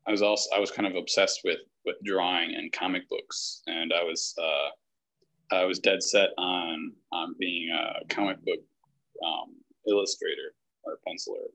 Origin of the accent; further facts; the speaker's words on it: Winona, Minnesota, United States; moved away as an adult; now in Milwaukee, United States; I would come back and play in the Winona, my hometown's municipal band